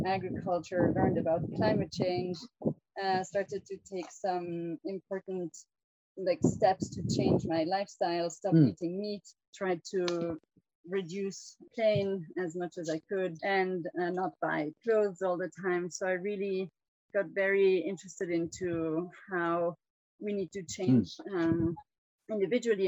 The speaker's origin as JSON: {"language": "English", "country": "France", "tie": "born or raised there", "moved": "yes", "lives_now": "Kenya", "said": "I come from a Swiss family. I'm Swiss and from a German-speaking part from both of my parents. But I was born and raised in France."}